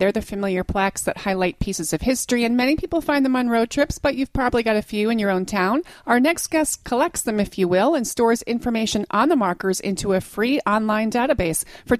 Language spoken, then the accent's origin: English; New Jersey, United States; I grew up in New Jersey